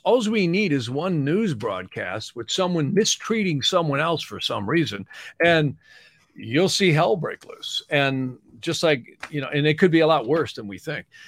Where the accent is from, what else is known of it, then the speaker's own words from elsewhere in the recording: United States; I'm an American